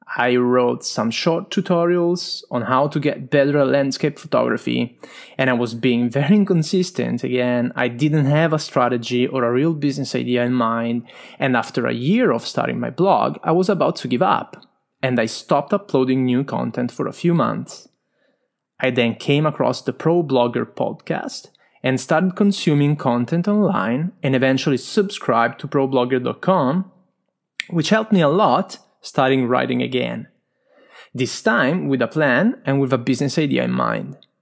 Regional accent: Italy; accent: strong Italian; English is a second language; I'm Italian, as you can hear from my strong accent

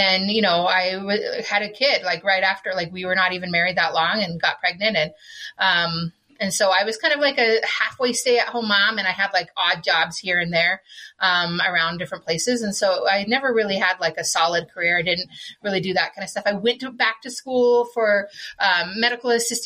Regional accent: El Paso, Texas, United States; now in Utah, United States; I was born down there in Texas. I'm a Texan.

